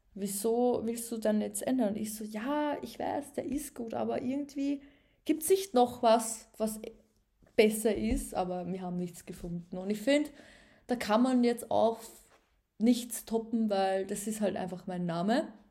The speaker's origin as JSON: {"language": "German", "region": "Upper Austria", "country": "Austria", "moved": "as an adult", "lives_now": "Vienna, Austria", "said": "Ich bin nämlich ein richtiges Landei. Ich komme ja ursprünglich aus Oberösterreich."}